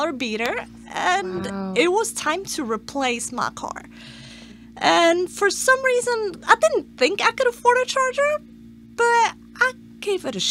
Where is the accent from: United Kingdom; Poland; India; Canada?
Poland; moved away as an adult; now in United States; I'm from Poland. I've only been here for 7 years